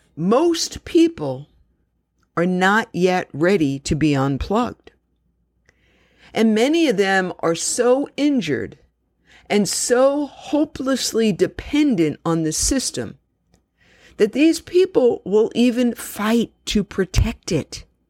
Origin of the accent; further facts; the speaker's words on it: New York City, New York, United States; my story began when I was born in Jamaica Hospital in Queens, New York City